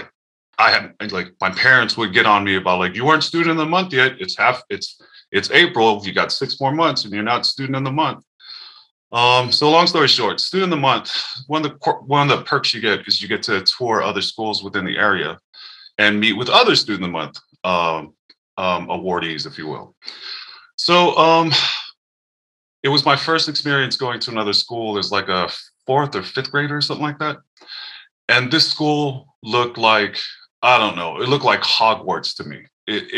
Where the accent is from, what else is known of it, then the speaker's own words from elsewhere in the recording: Daly City, California, United States; now in Seattle, United States; I grew up in Daly City, California, which is like a smaller town in South San Francisco